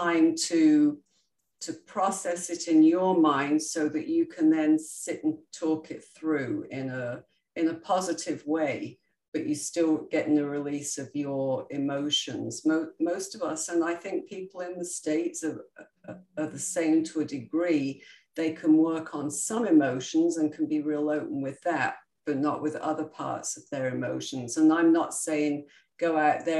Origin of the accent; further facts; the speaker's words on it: United Kingdom; I'm very British and we were always brought up that you stuff down your emotions